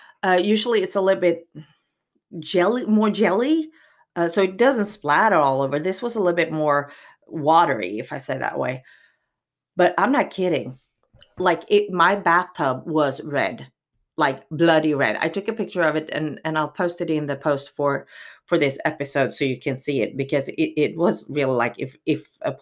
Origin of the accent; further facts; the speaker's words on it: Miami, Florida, United States; born there; Well, seriously, I'm actually born in Miami, Florida, so I am American. I am a U.S. citizen from birth.